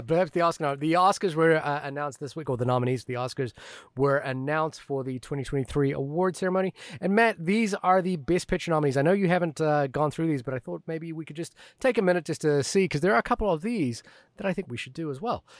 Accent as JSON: {"language": "English", "country": "New Zealand", "tie": "born or raised there", "moved": "yes", "said": "growing up in New Zealand"}